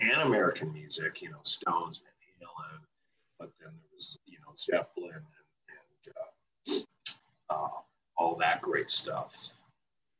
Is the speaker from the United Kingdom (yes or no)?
no; Toronto, Ontario, Canada; moved away as an adult; also born or lived in Calgary / Clearwater, Florida; I was born in Calgary, but I grew up in Toronto.